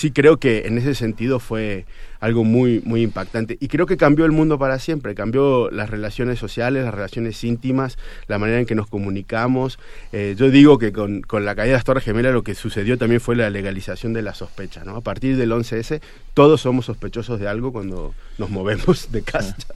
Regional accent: Argentina; como argentino de 41 años

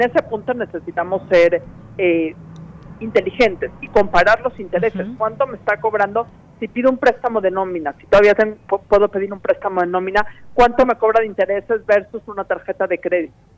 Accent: Mexico; como mexicanos

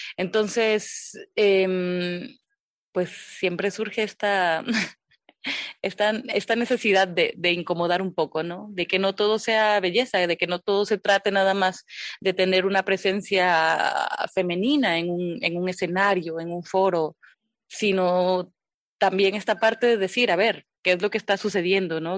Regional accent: Loma Bonita, Oaxaca, Mexico; also born or lived in Minatitlán, Veracruz; nací en Minatitlán, en Minatitlán, Veracruz. Pero desde muy, muy, muy chiquita, desde bebé, me fui prácticamente a Loma Bonita. Yo soy de ahí, de, de Loma Bonita, Oaxaca

